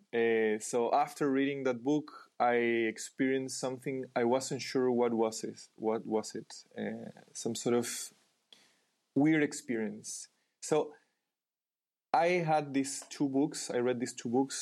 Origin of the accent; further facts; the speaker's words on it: Chile; I was born in Chile